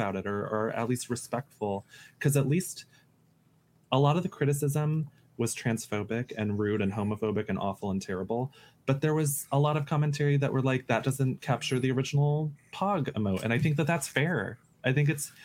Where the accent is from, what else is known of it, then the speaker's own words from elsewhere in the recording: United States; I grew up effeminate in the United States